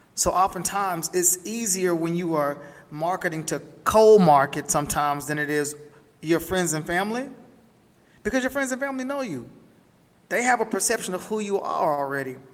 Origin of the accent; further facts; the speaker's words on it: Camden, Arkansas, United States; moved away; I was born and raised in Camden, Arkansas, down in the country